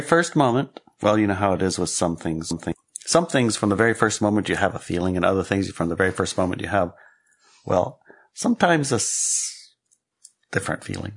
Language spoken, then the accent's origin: English; Alaska, United States; I grew up in Alaska